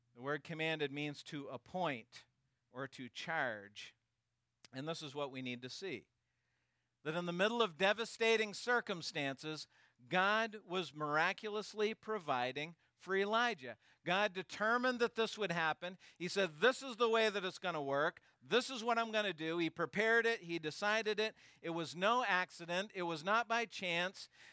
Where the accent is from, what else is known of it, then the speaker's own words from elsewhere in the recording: Maine, United States; also born or lived in Canada; I was born here in Maine